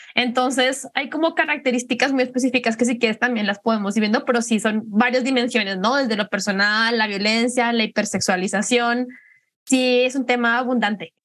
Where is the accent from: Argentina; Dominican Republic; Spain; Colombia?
Colombia; moved away as an adult; now in Guadalajara, Mexico; soy colombiana, llevo en Guadalajara unos siete años ya. Vine, vine a estudiar